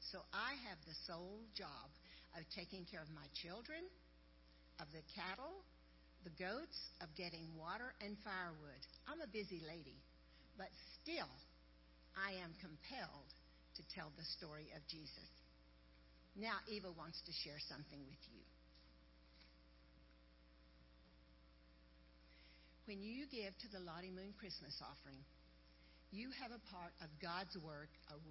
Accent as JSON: {"language": "English", "country": "Kenya", "said": "I'm from Kenya. I live in the northern part of Kenya. We Samburu people"}